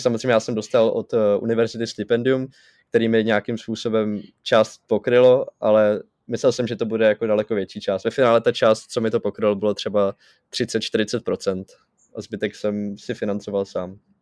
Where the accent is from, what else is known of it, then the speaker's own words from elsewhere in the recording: Czechia; kolik mi je a že jsem z České republiky